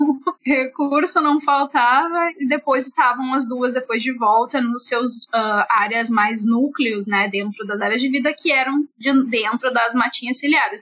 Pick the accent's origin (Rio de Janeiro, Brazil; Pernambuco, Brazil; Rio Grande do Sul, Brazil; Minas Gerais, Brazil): Rio Grande do Sul, Brazil; Alegrete; Eu sou nativa ainda do Pampa, eu sou nasci no Alegrete, que é uma cidade assim bem no meio do Pampa